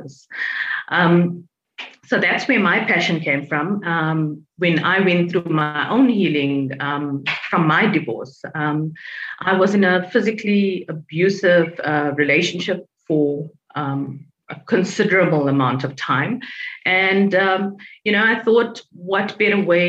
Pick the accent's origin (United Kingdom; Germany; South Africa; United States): South Africa; I'm from South Africa